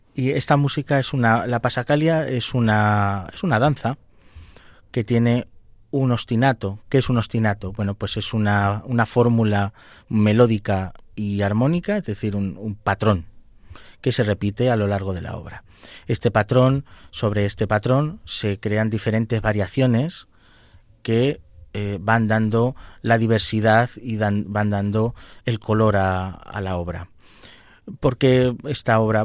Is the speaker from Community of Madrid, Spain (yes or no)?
no; Valdepeñas, Castilla-La Mancha, Spain; tengo parte de mi corazón en mi pueblo, en Valdepeñas